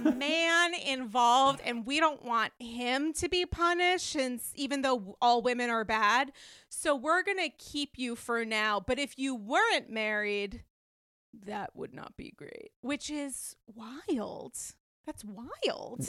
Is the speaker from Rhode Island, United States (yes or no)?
yes; Rhode Island, United States; for many years growing up in Rhode Island